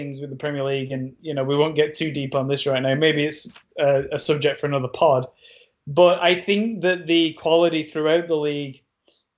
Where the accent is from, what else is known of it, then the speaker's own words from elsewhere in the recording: England, United Kingdom; being an English man